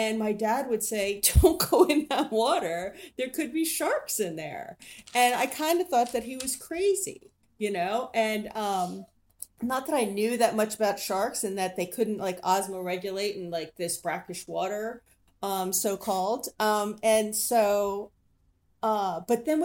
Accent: Keyport, New Jersey, United States; also born or lived in Matawan, New Jersey; I grew up in Keyport and Mattawan

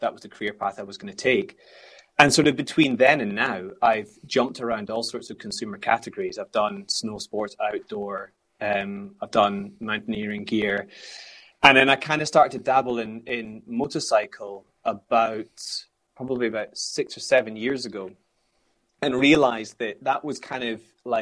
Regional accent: Scotland, United Kingdom; growing up in Scotland

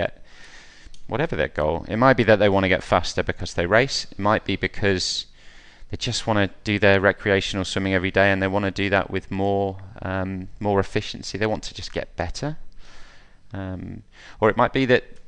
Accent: Wellingborough, East Midlands, United Kingdom; I'm from Wellingborough, so I swam at Wellingborough Swim Club as a boy

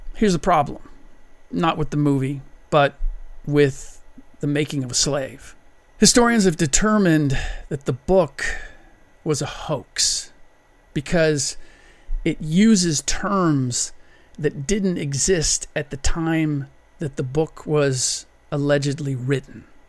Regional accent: United States; first language German; English is a second language; I'm a first generation American. My first language was German

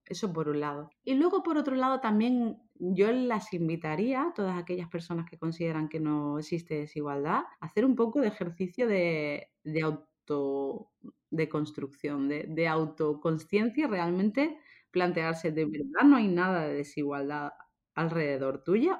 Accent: Seville, Andalusia, Spain; also born or lived in London; now in Málaga, Spain; yo soy de España, soy española, no soy malagueña, aunque vivo ahora en Málaga, soy de Sevilla

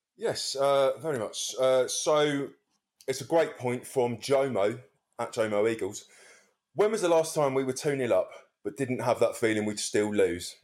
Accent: Wallington, London, United Kingdom; I come from Wellington.

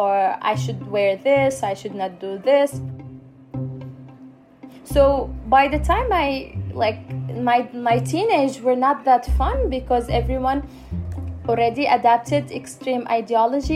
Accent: Aden, Yemen; I am a Yemeni woman. I live in Aden. I was born and raised here for the whole of my life.

